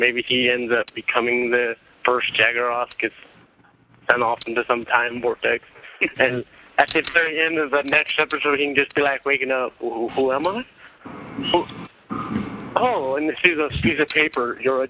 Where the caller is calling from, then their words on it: California, United States; I'm from California, and it's about 3:35 a.m. here.